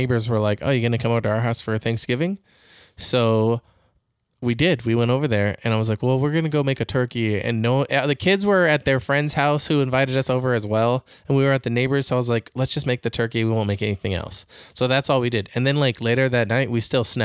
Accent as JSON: {"language": "English", "region": "California", "country": "United States", "tie": "born or raised there", "said": "just like me."}